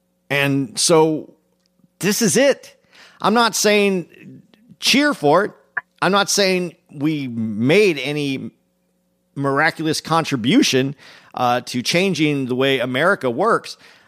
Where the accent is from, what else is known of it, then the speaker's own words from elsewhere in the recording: Arizona, United States; I'm from Arizona, so I know about this.